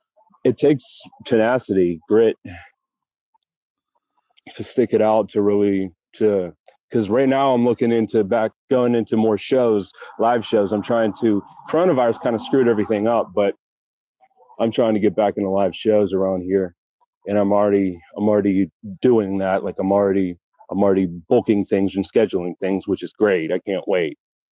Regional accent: Pittsburgh, Pennsylvania, United States; I'm originally from Pittsburgh, and I moved around a lot. And I'm currently in Pittsburgh right now.

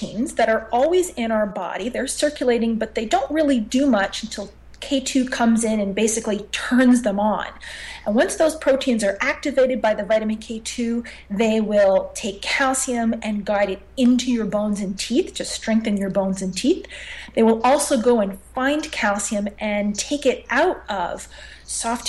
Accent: Montreal, Quebec, Canada; I'm born and raised in Montreal

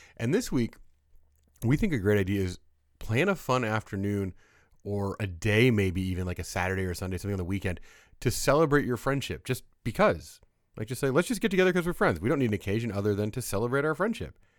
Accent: Midwest, United States; moved away; also born or lived in California; I grew up kind of in the Midwest

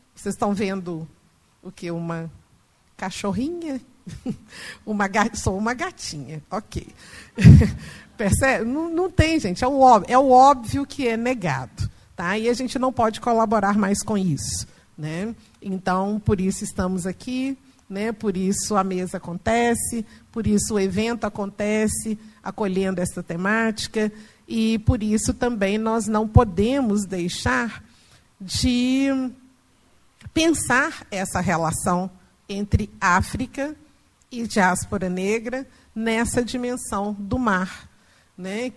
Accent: Minas Gerais, Brazil; eu sou mineira, mineira da roça, do interior, entendeu? E de uma família tradicionalmente católica, de práticas assim, tradicionais de folia de reis, de congado e tal. Então, cresci e fui criada nesse ambiente

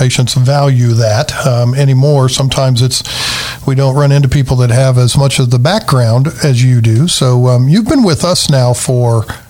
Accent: Tennessee, United States; But first, I'm from Tennessee.

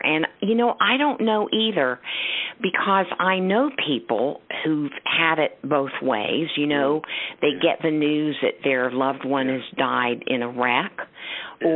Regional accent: Kansas, United States; moved away; also born or lived in Morgantown, West Virginia / Tennessee; I grew up in Kansas, so I am also a fellow Midwesterner.

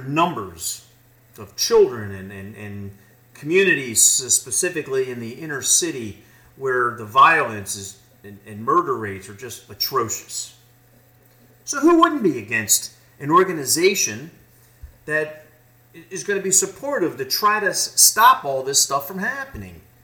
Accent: United States; as an American

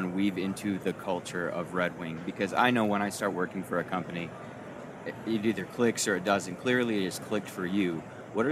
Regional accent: Lansing, Michigan, United States; also born or lived in East Jordan, Michigan; now in Minnesota, United States; So I'm from I'm from Lansing originally

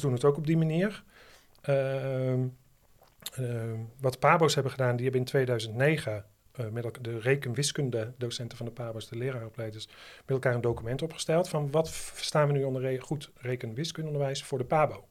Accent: Netherlands; als Nederlander

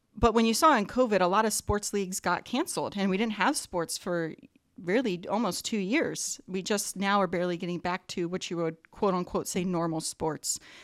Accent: East Coast, United States; now in Whittier, United States; I grew up on the East Coast, and field hockey is a big sport out there

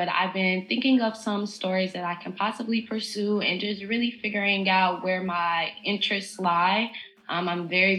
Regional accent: Cincinnati, Ohio, United States; moved away as an adult; now in New Orleans, United States; I'm born and raised in Cincinnati, Ohio. I moved to New Orleans a few years ago

